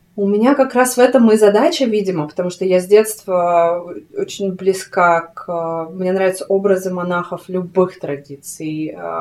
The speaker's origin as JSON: {"language": "Russian", "town": "Krasnoyarsk", "region": "Krasnoyarsk Krai", "country": "Russia", "tie": "born or raised there", "moved": "as an adult", "said": "я родилась в Красноярске, в Сибири, угу. а, и там жила до 20"}